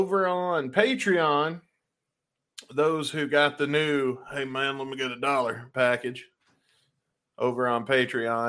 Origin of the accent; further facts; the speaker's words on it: United States; I'm American